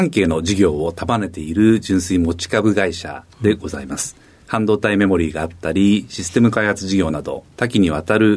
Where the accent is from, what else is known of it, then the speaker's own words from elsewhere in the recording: Nakano, Tokyo, Japan; 東京都中野区です。